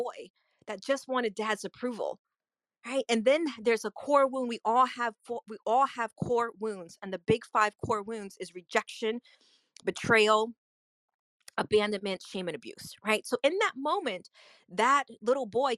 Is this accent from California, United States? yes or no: no; New York, United States; now in Orlando, United States; I'm originally from New York, but I live in the Orlando, Florida area